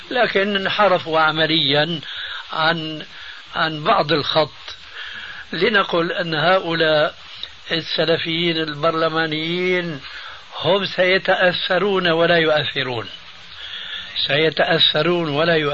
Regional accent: Syria; هم يقولون عندنا في سوريا خير الذقون

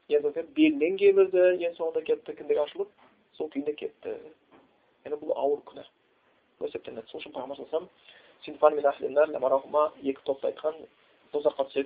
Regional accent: Kazakhstan; бәріміз қазақпыз ғой

